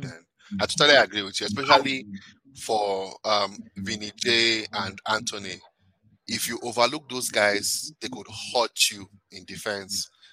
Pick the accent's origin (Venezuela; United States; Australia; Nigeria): Nigeria; also born or lived in Canada; I'm Nigerian